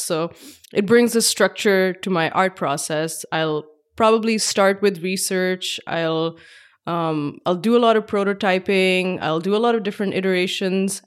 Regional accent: Pakistan; moved away as an adult; now in Bay Area, United States; I grew up in Pakistan

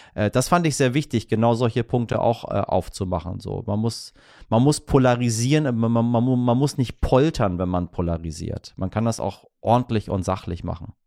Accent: Hamburg, Germany; als Hamburger

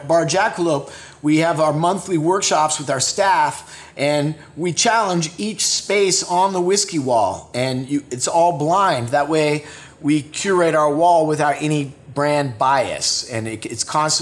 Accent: West Coast, United States; now in Los Angeles, United States; I grew up on the West Coast

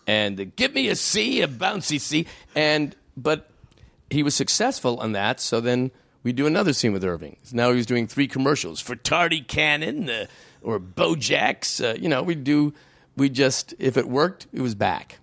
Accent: Canada; I'm a Canadian

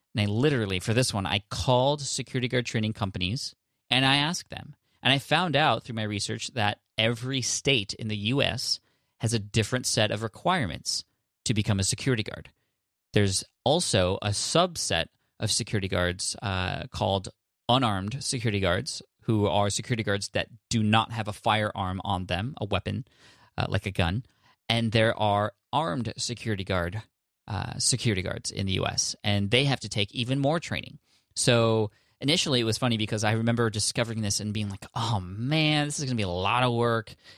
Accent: India; I'm from India

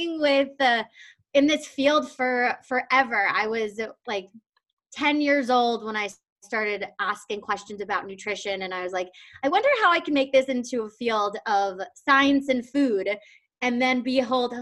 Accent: New York, United States; also born or lived in Madison, Wisconsin; I'm from New York

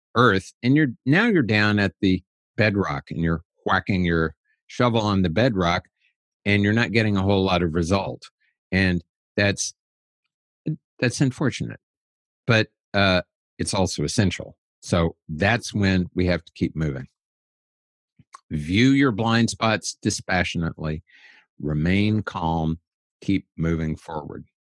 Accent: United States; I'm an American

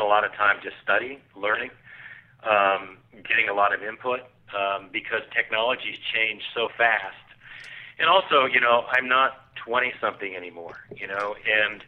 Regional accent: Southern California, United States; I grew up in Southern California on the beach

